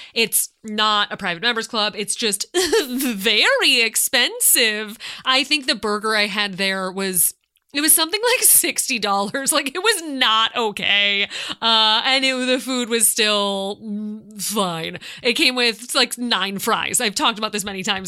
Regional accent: California, United States; As a Californian

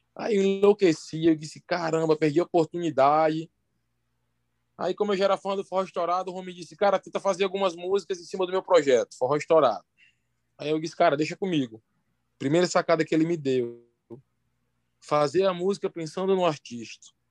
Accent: Santa Rita, Paraíba, Brazil; now in Ceará, Brazil; eu sou de Santa Rita, uma cidade lá da Paraíba, que fica próxima a João Pessoa

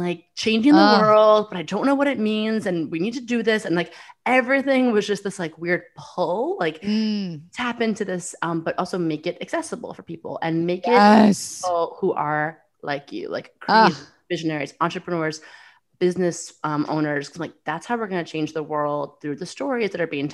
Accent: New York City, New York, United States; I'm a New Yorker

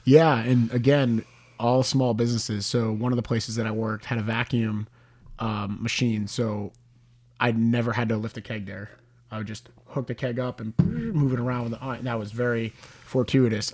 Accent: Hooksett, New Hampshire, United States; I'm from Hooksett

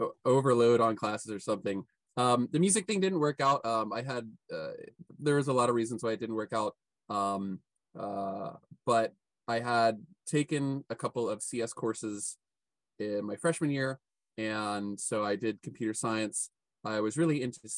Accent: Louisville, Kentucky, United States; moved away as an adult; also born or lived in San Francisco; my hometown, which is Louisville, Kentucky

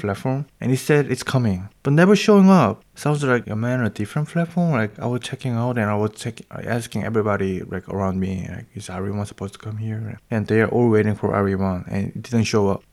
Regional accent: South Korea; moved away as an adult; now in Berlin, Germany; from South Korea.

